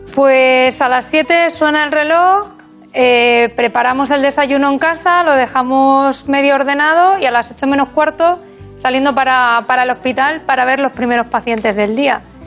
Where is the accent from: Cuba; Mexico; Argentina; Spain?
Spain; Burgos, Castile and León; moved away as an adult; also born or lived in Extremadura / Badajoz; now in A Coruña, Spain; me crié en Burgos